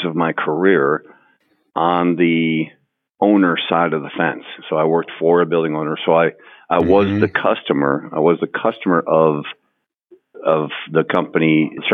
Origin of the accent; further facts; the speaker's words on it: Wisconsin, United States; moved away as an adult; now in Houston, United States; literally out in the country in Wisconsin